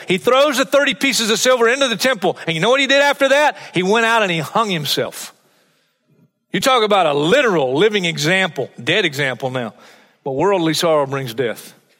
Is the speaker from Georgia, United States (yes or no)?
no; Hartsville, South Carolina, United States; We were at a crusade, the Freddie Gage Crusade in my hometown of Hartsville, South Carolina.